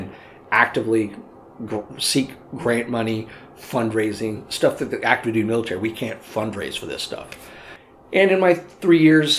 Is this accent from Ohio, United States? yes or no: no; Southern California, United States; I grew up in Southern California